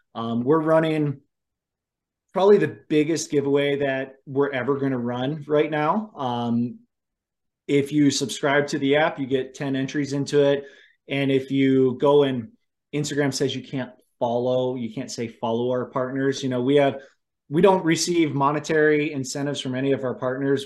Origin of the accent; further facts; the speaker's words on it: Ohio, United States; moved away; I grew up in Ohio. My family still lives, you know, outside of Cleveland